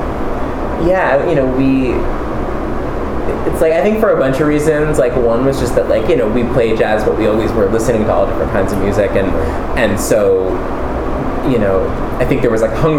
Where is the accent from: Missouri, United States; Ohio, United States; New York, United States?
New York, United States; New York City; I grew up in Manhattan